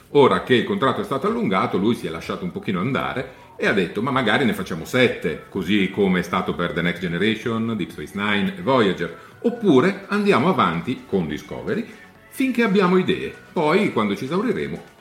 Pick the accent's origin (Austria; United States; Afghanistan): Austria; Italian is a second language; ciao, non sono americano-italiano, ma sono austriaco.